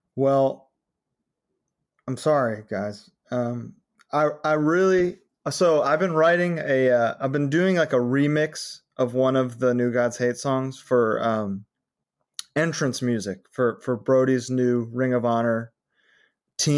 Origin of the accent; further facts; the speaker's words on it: Connecticut, United States; now in California, United States; I'm from Connecticut, but I've lived in California longer.